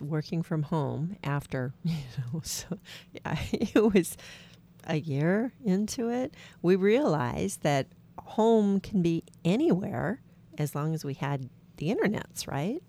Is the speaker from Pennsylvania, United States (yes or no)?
no; Washington, United States; We're from Washington State